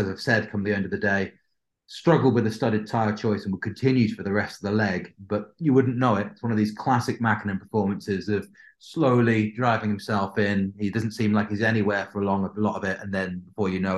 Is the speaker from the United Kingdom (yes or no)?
yes; United Kingdom; as a Brit